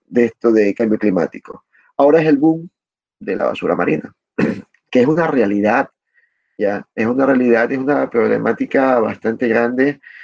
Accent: Ecuador

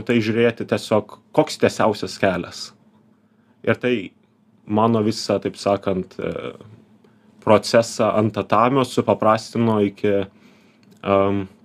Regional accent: Panevėžys, Panevėžys County, Lithuania; Aš kilęs iš Panevežio

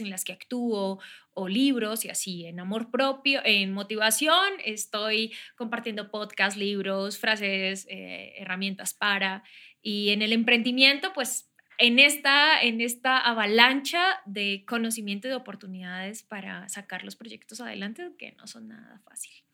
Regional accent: San Vicente de Chucurí, Santander, Colombia; moved away as an adult; also born or lived in Bogotá; now in Mexico; Soy colombiana, soy de la región de Santander, de Bucaramanga, de un pueblo que se llama San Vicente de Chucurí

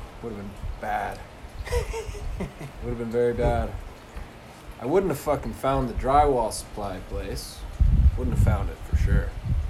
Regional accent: Ebenezer, Saskatchewan, Canada; I'm from Ebenezer, Saskatchewan.

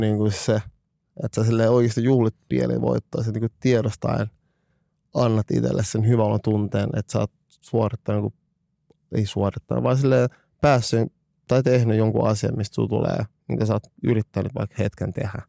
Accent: Finland; mä olen Suomesta

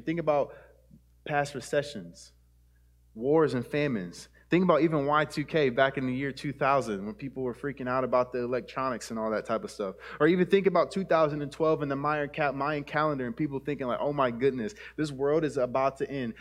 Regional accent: United States; our American citizenship

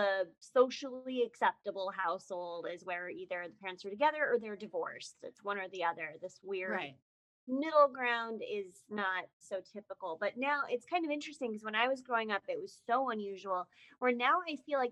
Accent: Westminster, Colorado, United States; moved away; also born or lived in Lafayette, Colorado / Boulder, Colorado; I'm from, I say Boulder, Colorado. I'm really from Westminster, Colorado. When I was little, I lived in Lafayette

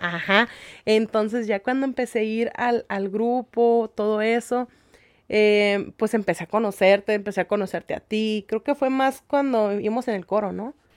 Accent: Ensenada, Baja California, Mexico; yo nací aquí, mis papás, este, pues mi mamá es de Zacatecas y mi papá es de Michoacán

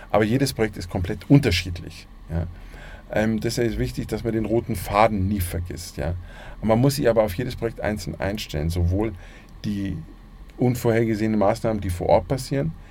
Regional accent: Munich, Bavaria, Germany; ich bin in München geboren, man hört zwar nicht, aber ich bin ein Münchner Kindl und ich bin mein Leben lang in München.

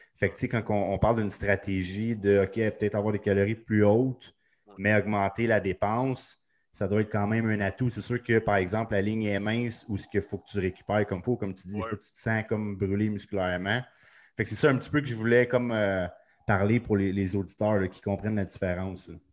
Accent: Sainte-Agathe-des-Monts, Quebec, Canada; c'est là que j'ai grandi

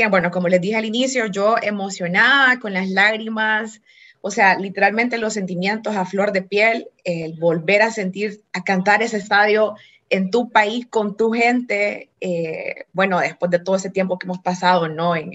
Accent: Honduras; para mí como hondureña

